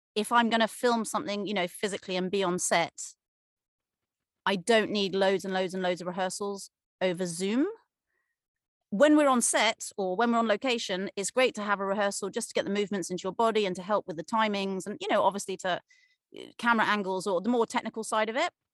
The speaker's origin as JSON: {"language": "English", "area": "Cornwall", "region": "South West England", "country": "United Kingdom", "tie": "born or raised there", "also_born_or_lived": "Leeds", "moved": "as an adult", "said": "I grew up in Cornwall, England."}